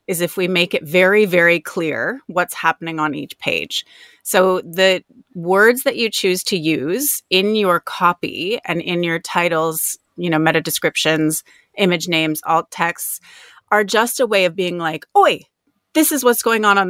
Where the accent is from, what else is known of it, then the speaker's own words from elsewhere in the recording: Toronto, Ontario, Canada; now in Australia; Canada? I grew up sort of just outside of Toronto.